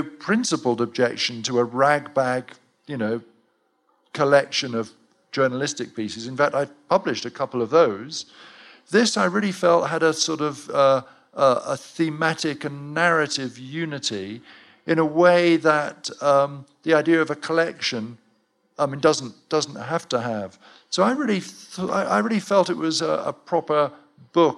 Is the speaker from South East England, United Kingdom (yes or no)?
no; Cheltenham, South West England, United Kingdom; my hometown of Cheltenham